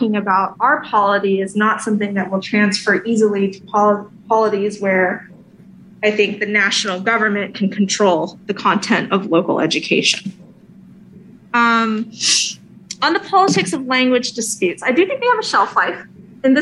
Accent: California, United States; as a Californian

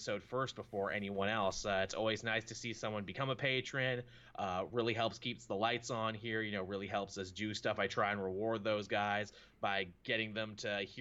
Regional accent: Canada; I'm a Canadian.

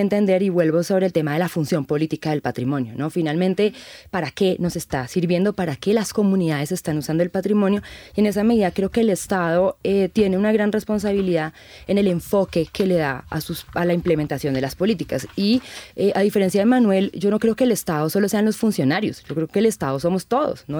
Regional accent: Colombia; nosotros como sociedad colombiana

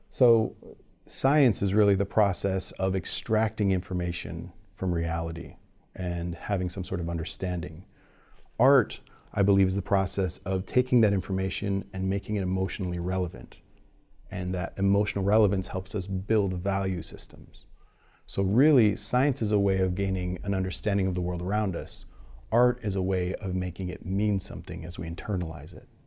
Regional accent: California, United States; No, I'm from, like I'm from the Bay Area.

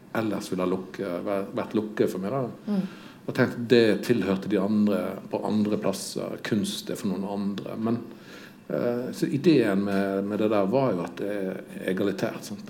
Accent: Odda, Vestland, Norway; når jeg vokste opp eh, i Odda

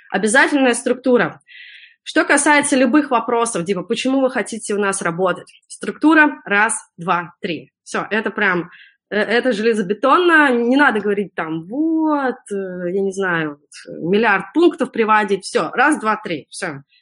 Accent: Russia; moved away; я когда приехала из России

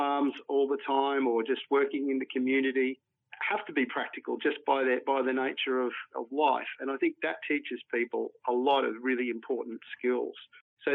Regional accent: Mareeba, Queensland, Australia; I grew up in far north Queensland and in particular in a place like Mareeba.

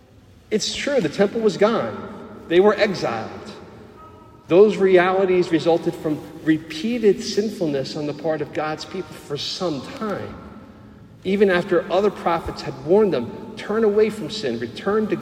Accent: New Jersey, United States; accent: Jersey; also born or lived in Pennsylvania; Being born and raised and lived my whole life in New Jersey, apart from 4 years in college where I crossed the border into Pennsylvania

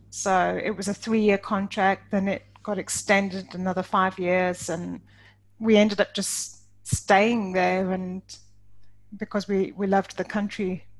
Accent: Johannesburg, Gauteng, South Africa; moved away as an adult; also born or lived in Lake District, England; now in England; I'm British born. I grew up in the Lake District up north and moved to South Africa, to Johannesburg in South Africa, when I was 9, and ended up spending the rest of my childhood there up to university, and then came back to England when I was 27.

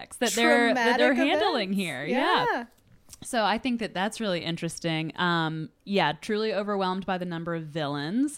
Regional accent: North Carolina, United States; I grew up in North Carolina

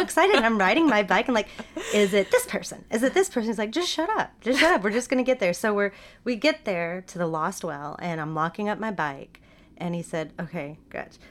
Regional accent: Dallas, Texas, United States; also born or lived in Hong Kong / Seattle; now in Austin, United States; I grew up in D F

